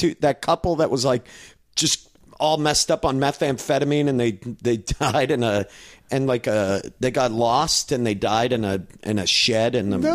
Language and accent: English; New England, United States; now in Southern California, United States; growing up in New England, I feel like I've dealt with cold days, but man, when it is hot here, in Southern California.